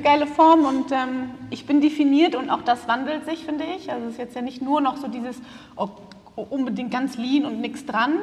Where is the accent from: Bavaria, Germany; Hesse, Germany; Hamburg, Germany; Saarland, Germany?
Hamburg, Germany; moved away as an adult; now in Berlin, Germany; ich komme aus Berlin, eigentlich aus Hamburg, aber ich bin gerade nach Berlin gezogen